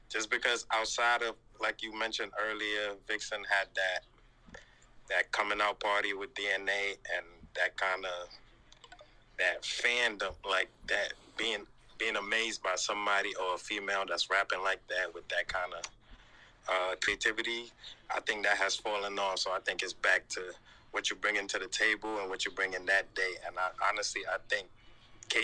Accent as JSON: {"language": "English", "town": "New York City", "region": "New York", "country": "United States", "said": "I'm from Harlem"}